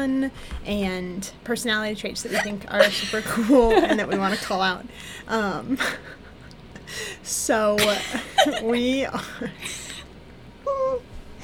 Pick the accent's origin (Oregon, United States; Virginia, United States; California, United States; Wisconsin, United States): Oregon, United States; outside of Portland; moved away as an adult; now in Montana, United States; I'm originally from outside of Portland, Oregon. Loved it there. It was green, rained all the time. Came to Montana for school.